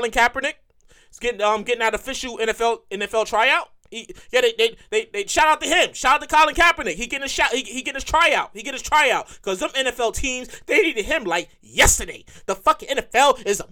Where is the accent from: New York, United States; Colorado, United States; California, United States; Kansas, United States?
New York, United States; I'm born and raised in New York.